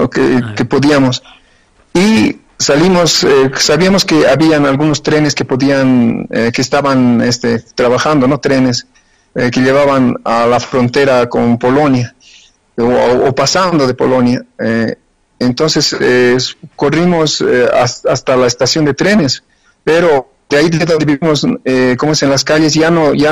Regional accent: Bolivia; moved away; also born or lived in Ukraine; no obstante de haber estado 32 años allá, eh, no, no cambié mi nacionalidad, no cambié, y, o sea, soy boliviano, boliviano.

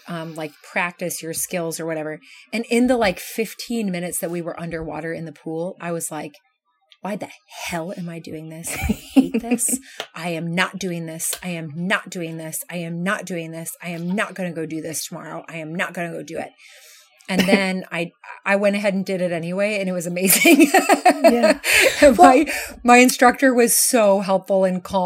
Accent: Kansas, United States; moved away; I grew up in Kansas

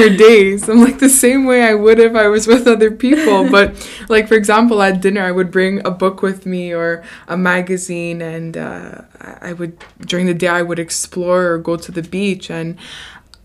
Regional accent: Canada; growing up in Canada, we're very privileged

